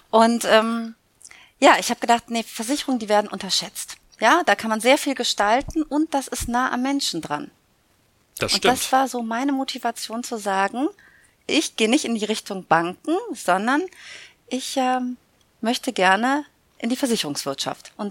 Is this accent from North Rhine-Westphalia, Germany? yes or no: yes; Münster, North Rhine-Westphalia, Germany; born there; now in Cologne, Germany; Genau, in Köln verortet, aber gebürtige Münsteranerin.